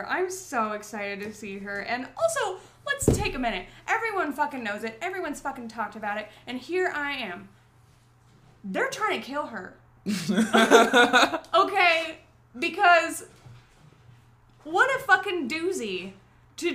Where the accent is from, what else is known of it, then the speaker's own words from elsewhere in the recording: Chicago, Illinois, United States; And then everywhere else they ask, and it's like, well, I'm from Chicago.